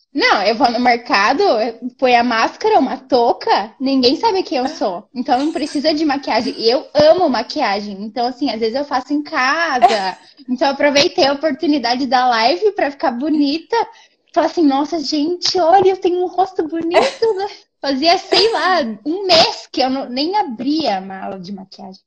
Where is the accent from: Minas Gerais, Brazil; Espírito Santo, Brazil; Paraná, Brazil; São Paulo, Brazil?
Paraná, Brazil; Londrina; moved away as an adult; now in Buenos Aires, Argentina; Cresci, fui criada em Londrina